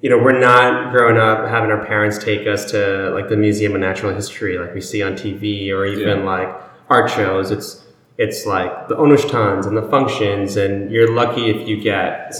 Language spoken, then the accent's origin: English; New York City, New York, United States; I'm from South Ozone Park